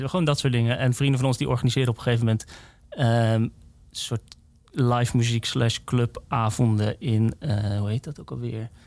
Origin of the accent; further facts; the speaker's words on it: Woerden, Utrecht, Netherlands; ik kom uit Woerden.